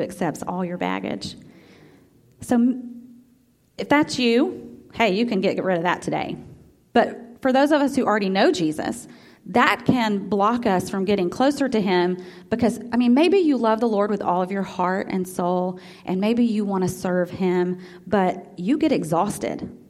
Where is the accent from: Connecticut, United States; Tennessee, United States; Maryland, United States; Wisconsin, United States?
Tennessee, United States; Memphis; also born or lived in Iuka, Mississippi; My whole family was from Iuka, Mississippi. I was born in Memphis